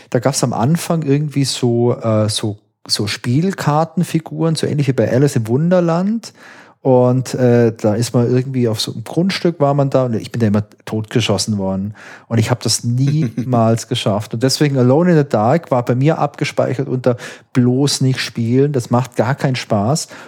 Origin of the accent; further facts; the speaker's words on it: Baden-Württemberg, Germany; ich komme hier aus Süddeutschland und ich bin in der Nähe von Heilbronn aufgewachsen.